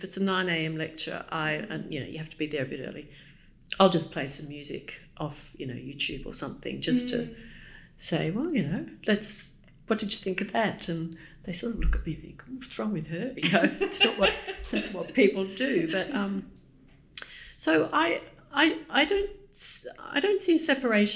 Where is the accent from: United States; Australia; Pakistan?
Australia; now in London, United Kingdom; I'm Australian